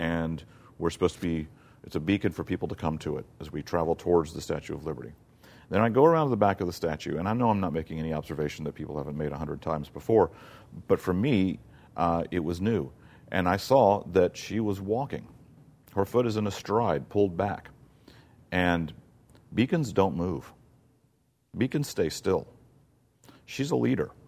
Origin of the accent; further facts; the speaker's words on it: South Mississippi, United States; moved away; also born or lived in Florida / Virginia; growing up in South Mississippi